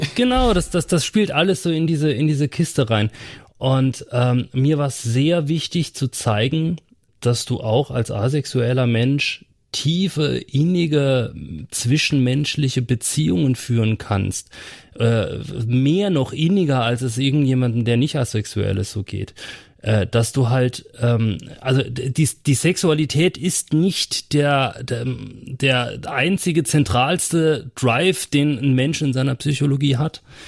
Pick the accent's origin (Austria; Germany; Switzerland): Germany; Saarland; bei uns im Saarland